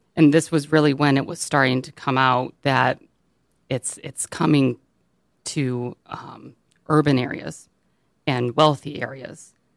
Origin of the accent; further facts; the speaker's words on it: Birmingham, Michigan, United States; I grew up in Birmingham